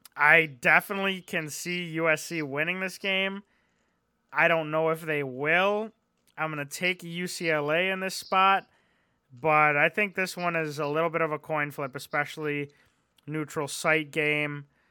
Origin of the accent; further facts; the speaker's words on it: Midwest, United States; we're not from the East Coast, we're from the Midwest, but we're in the Eastern time zone